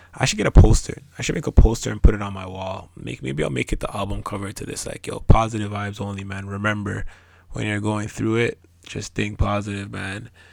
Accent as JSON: {"language": "English", "country": "Canada", "tie": "born or raised there", "also_born_or_lived": "Ghana", "said": "my parents are from West Africa. It's very different the way that they were raised in regards to how they raised us here in Canada"}